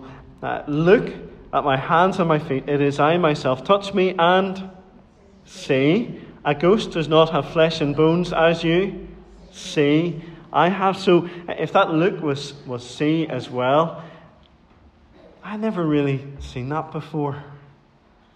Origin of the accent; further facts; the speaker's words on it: Dromore, Northern Ireland, United Kingdom; Whenever I was growing up in Dromore